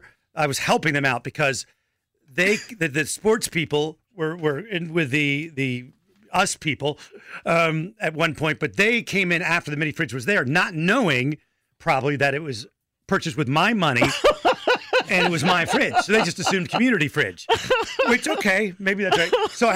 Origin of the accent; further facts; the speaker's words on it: Rock Hill, South Carolina, United States; No, I'm getting my hometown, at least. The Panthers stadium or the practice facility that fell apart in Rock Hill, right?